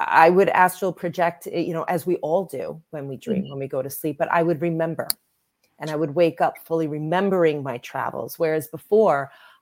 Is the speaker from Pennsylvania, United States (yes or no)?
no; Long Island, New York, United States; I grew up on Long Island, New York